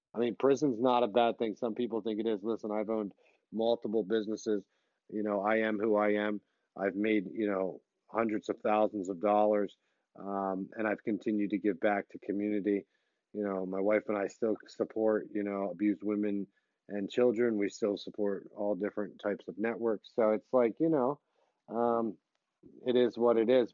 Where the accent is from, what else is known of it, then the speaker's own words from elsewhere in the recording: Philadelphia, Pennsylvania, United States; I was born and raised in Philly